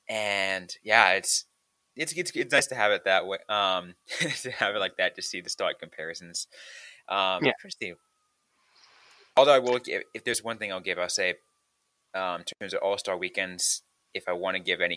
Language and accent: English; San Jose, California, United States; my hometown of San Jose